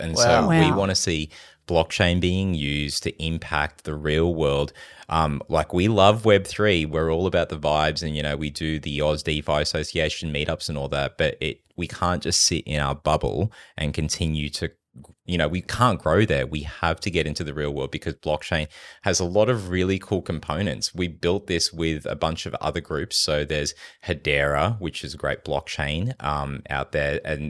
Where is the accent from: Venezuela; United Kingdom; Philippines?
Philippines; born there; I was born in the Philippines.